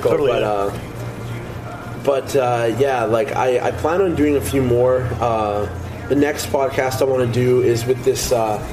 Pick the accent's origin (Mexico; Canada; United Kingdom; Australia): Canada; Lockport, Manitoba; Like I grew up in Lockport, Sel- Selkirk area.